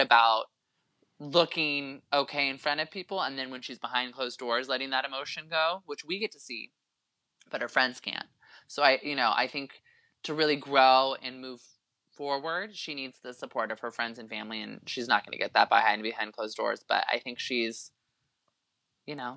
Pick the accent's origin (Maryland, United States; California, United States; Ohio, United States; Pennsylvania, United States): California, United States; Concord; born or raised there